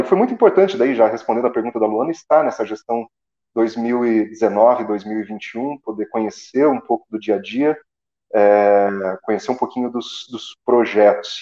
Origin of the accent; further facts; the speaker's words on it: Assis Chateaubriand, Paraná, Brazil; now in Curitiba, Brazil; eu sou paranaense do interior do Paraná, da cidade de Assis Chateaubriand